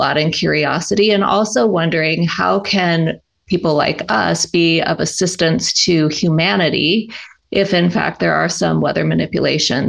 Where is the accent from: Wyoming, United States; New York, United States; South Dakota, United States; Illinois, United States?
South Dakota, United States; moved away as an adult; also born or lived in Kansas; I grew up in South Dakota and we had lots of snow.